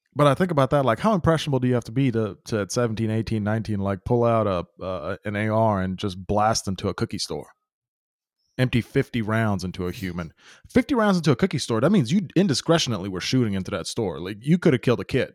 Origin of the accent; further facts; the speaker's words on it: Memphis, Tennessee, United States; I grew up in Memphis